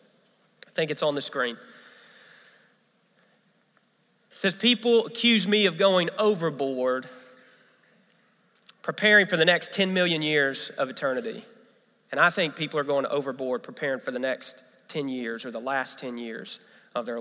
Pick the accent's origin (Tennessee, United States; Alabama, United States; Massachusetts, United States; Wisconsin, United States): Tennessee, United States; Memphis; now in South Carolina, United States; I'm from Memphis, Tennessee. That's where I grew up